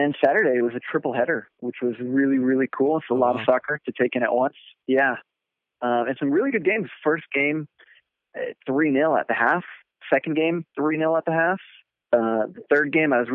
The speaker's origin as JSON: {"language": "English", "town": "Fort Lauderdale", "region": "Florida", "country": "United States", "tie": "born or raised there", "said": "Fort Lauderdale, which is my hometown"}